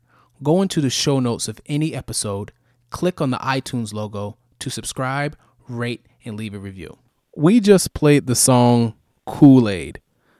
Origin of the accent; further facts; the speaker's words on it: New York, United States; now in Atlanta, United States; I lived most of my life in New York, but now based in Atlanta, Georgia.